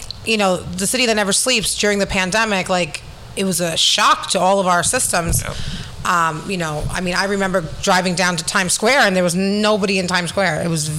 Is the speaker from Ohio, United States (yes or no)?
no; New York City, New York, United States; As New Yorkers, we don't know how to stop.